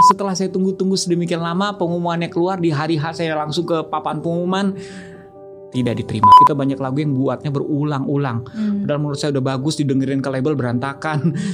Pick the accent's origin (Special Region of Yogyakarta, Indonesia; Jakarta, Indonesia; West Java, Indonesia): Jakarta, Indonesia; born there; Lahir di Jakarta.